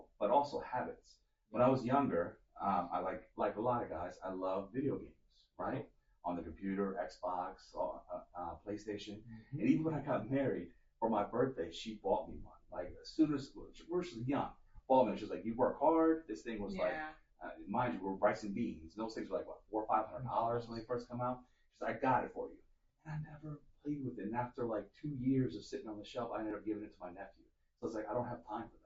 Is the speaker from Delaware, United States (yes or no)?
yes; Delaware, United States; I was born and raised here in Delaware